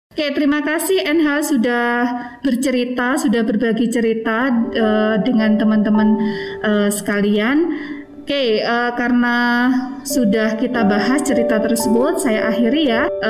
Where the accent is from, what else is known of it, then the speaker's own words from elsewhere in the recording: Trenggalek, East Java, Indonesia; karena uh, apa namanya saya berasal dari Trenggalek itu biasanya saya mendapatkan Eh, apa namanya ejekan wah anak galek makannya eh, apa namanya tiwul gaplek